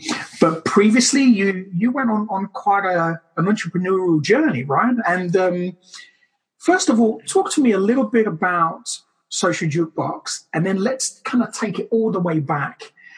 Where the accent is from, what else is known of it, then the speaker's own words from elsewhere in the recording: Brazil; now in United Kingdom; I'm from Brazil, so this kind of weather for me is bliss